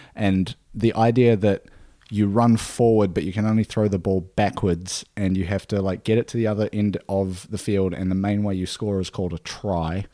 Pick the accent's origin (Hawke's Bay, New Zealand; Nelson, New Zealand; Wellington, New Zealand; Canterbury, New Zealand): Nelson, New Zealand; moved away; from around my hometown in Nelson